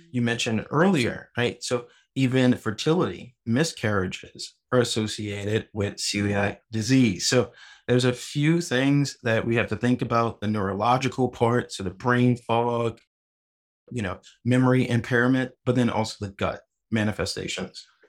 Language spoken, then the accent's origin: English; New Orleans, Louisiana, United States; I'm originally from New Orleans, Louisiana, and my dad is a huge cook